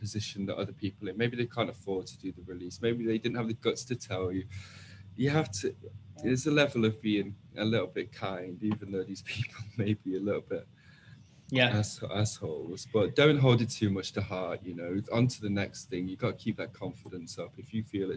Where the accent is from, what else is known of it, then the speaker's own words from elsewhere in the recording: Manchester, North West England, United Kingdom; I'm 21, I'm from Manchester.